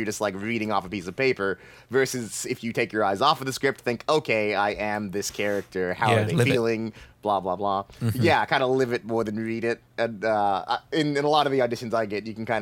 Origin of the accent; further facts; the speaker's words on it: Florida, United States; I'm from Florida